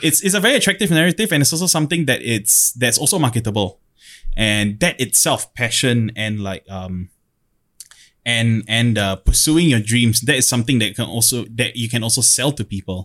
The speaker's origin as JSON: {"language": "English", "country": "Singapore"}